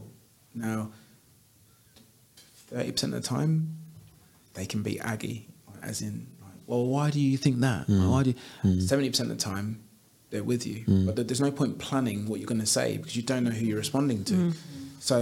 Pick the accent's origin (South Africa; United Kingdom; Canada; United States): United Kingdom; London; I grew up in Clapham, South London